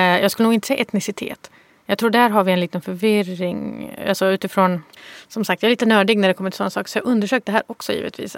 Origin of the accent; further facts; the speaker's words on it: Malmö, Skåne, Sweden; Jag kommer från Rosengård i Malmö